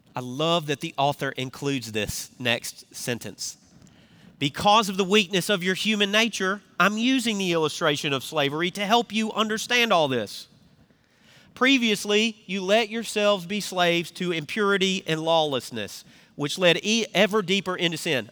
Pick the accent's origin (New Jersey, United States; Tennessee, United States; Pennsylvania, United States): Tennessee, United States; Memphis; accent: Southern; now in South Carolina, United States; I'm from Memphis, where they hold the world championship of barbecue